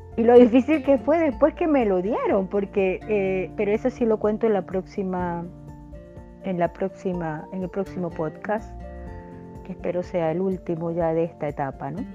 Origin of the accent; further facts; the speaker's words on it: Venezuela; en mi país, en Venezuela